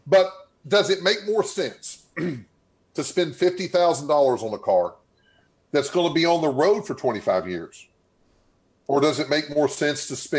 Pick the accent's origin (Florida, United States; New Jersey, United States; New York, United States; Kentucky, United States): Kentucky, United States; I'm from Kentucky